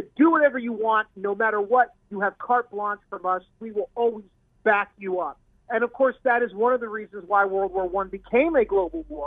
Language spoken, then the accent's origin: English; United States; I'm an American